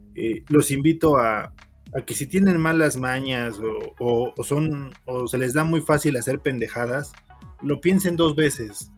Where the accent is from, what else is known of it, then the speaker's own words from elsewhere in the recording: Mexico; como mexicano